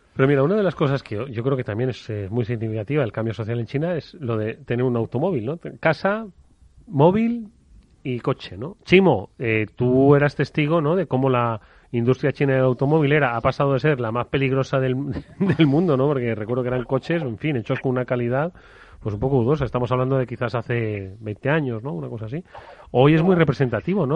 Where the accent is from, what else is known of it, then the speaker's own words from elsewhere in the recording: Extremadura, Spain; mi pueblo, Extremadura.